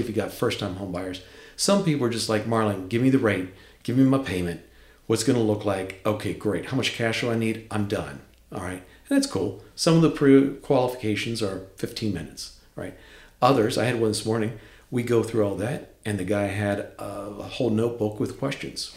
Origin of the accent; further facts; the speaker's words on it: Deep Creek Lake, Western Maryland, United States; moved away as an adult; also born or lived in Winchester; I grew up in Western Maryland, up Deep Creek Lake, that area Loved it there